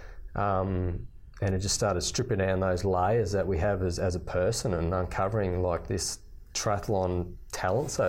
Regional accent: Toowoomba, Queensland, Australia; back in the day when we grew up in Toowoomba. So growing up as a kid, you played, you know, rugby league in winter.

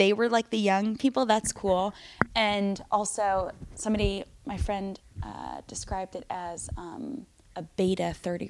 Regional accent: New York, United States; New York Jew.

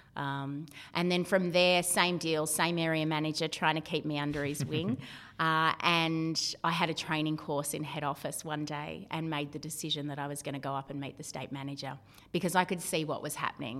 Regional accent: Victoria, Australia; also born or lived in South Australia / Mornington Peninsula; now in Central Coast, Australia; Originally, I grew up in Victoria

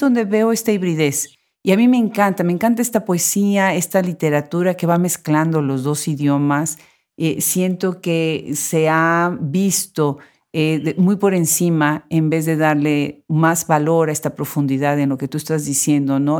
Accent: Mexico; en México, bueno, que es mi país de origen

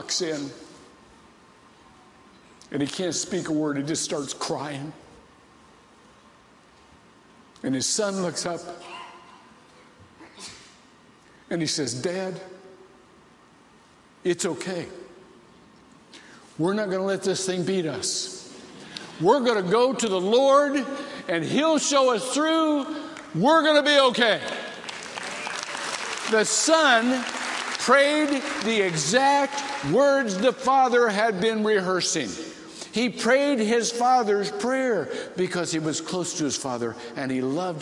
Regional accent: Ohio, United States; I was raised to be a big Bill Glass fan because I'm from Ohio

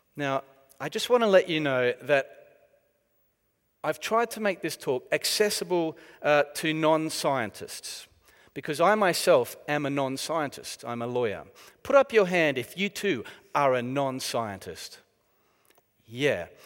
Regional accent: Australia; moved away as an adult; now in United Kingdom; it is from the, uh, former prison colony of Australia that I hark

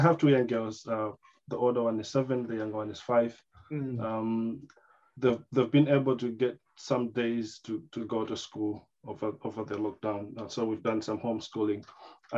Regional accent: Malawi; moved away as an adult; also born or lived in St. Gallen, Switzerland / United States; now in Liverpool, United Kingdom; I come from Malawi. I live in Liverpool

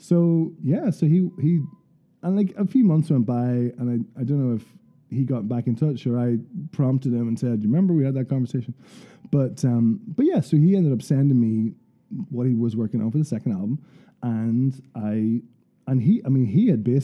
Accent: Portadown, Northern Ireland, United Kingdom; from home in Portadown

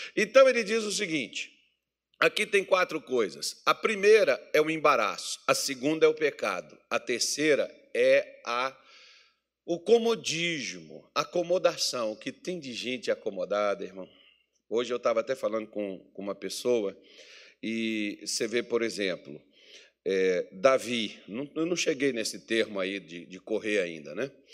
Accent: Brazil; nós somos brasileiros

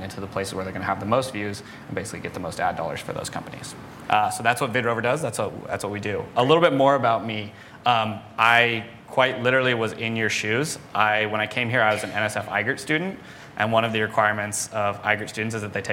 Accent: New Mexico, United States; moved away as an adult; also born or lived in San Diego; I grew up in New Mexico, kind of in the middle of nowhere.

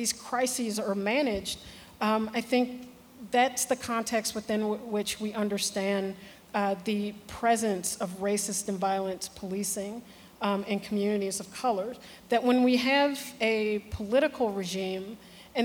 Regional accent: Chicago, Illinois, United States; I'm from Chicago

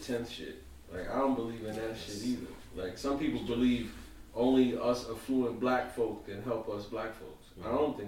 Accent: New York City, New York, United States; I grew up in Brownsville, Crown Heights

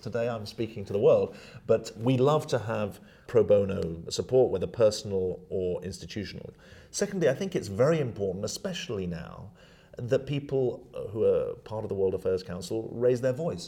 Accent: United Kingdom; moved away as an adult; now in New York, United States; I'm British

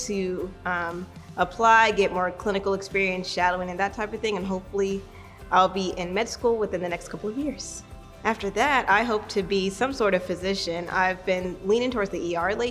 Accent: Kansas City, Missouri, United States; I am from Kansas City, Missouri, hometown hero

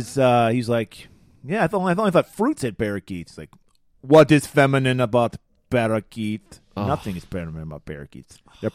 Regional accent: United States

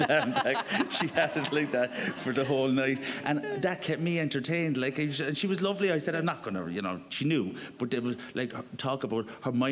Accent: Cork, Munster, Ireland; moved away; I'm going to my hometown

